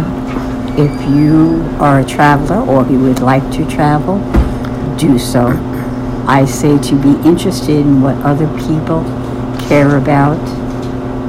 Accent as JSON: {"language": "English", "town": "New York City", "region": "New York", "country": "United States", "said": "I come from East Harlem, an Italian-American background"}